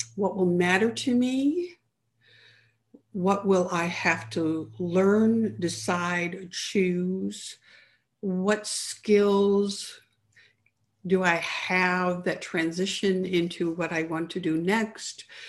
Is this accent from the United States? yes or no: no; Canada; I grew up in Canada